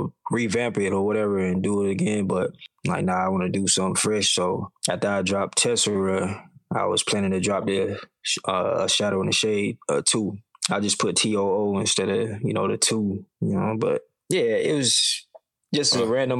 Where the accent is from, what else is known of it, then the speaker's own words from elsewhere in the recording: Wilson, North Carolina, United States; I'm from Wilson, North Carolina